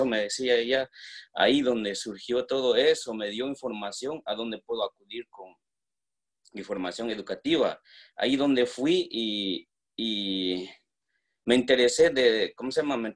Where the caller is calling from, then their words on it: Washington, District of Columbia, United States; ah, yo soy de Washington, D.C.